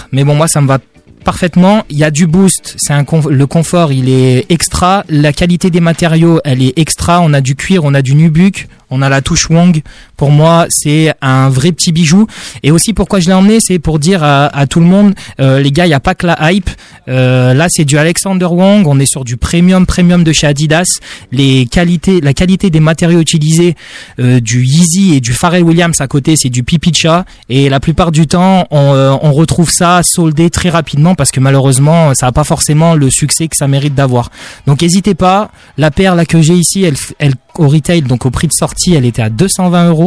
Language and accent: French; Grenoble, Auvergne-Rhône-Alpes, France; now in Strasbourg, France; du coup, j'ai 22 ans et je, suis strasbourgeois depuis euh, depuis deux semaines et euh, je viens tout droit de Grenoble